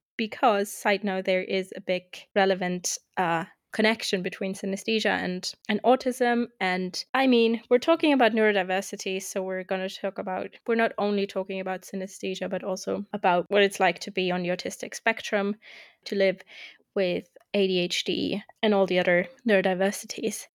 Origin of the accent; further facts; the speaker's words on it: Germany; first language German; English is a second language; also born or lived in United Kingdom / Austria; I'm twenty-eight, I'm from Germany.